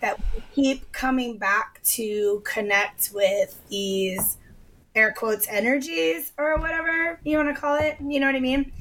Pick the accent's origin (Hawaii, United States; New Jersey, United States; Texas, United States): Hawaii, United States; I was born and raised in Hawaii